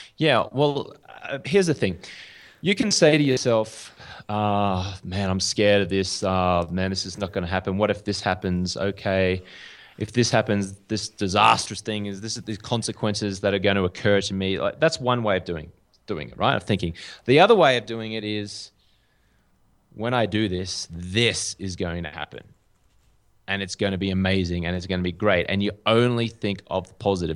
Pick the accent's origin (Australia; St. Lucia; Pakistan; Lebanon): Australia; accent: Australian; moved away as an adult; also born or lived in London; now in Bogota, Colombia; I do have a, uh, an Australian accent. So, uh, I'm from Australia